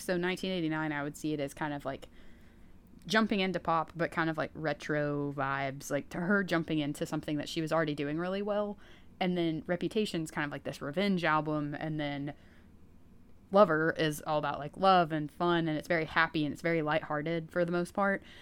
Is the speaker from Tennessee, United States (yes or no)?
yes; East Tennessee, United States; I'm from East Tennessee